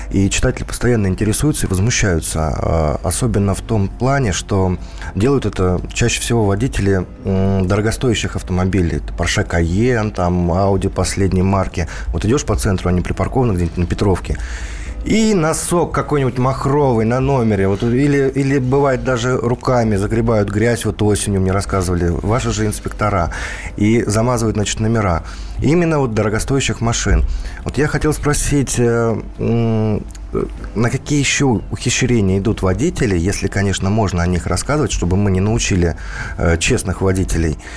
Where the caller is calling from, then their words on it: Moscow, Russia; я из Москвы.